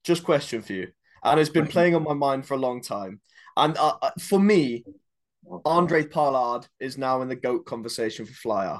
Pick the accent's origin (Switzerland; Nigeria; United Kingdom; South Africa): South Africa; very proud to be South African